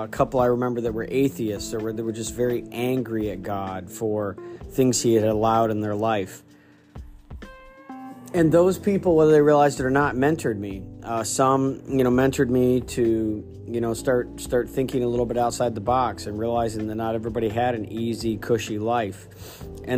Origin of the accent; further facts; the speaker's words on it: Stryker, Ohio, United States; First Baptist Church of Stryker, Ohio, as I grew up in Awana and in youth group